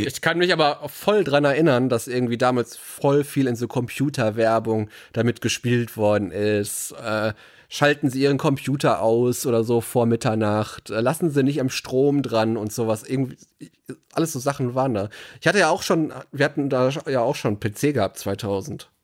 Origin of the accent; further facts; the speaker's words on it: Ruhr area, North Rhine-Westphalia, Germany; bei uns im Ruhrgebiet